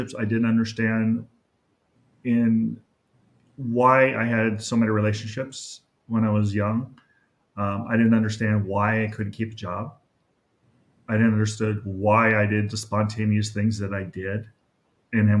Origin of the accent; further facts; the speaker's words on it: Los Angeles, California, United States; I grew up in North Hollywood with my mom, single mom, and my brother.